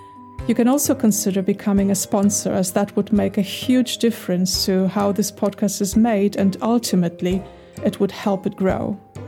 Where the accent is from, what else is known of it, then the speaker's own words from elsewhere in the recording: Poland; English is a second language; moved away as an adult; now in Berlin, Germany; I was not born in Berlin. I came from Poland, which might explain the accent. I moved to Berlin in 2003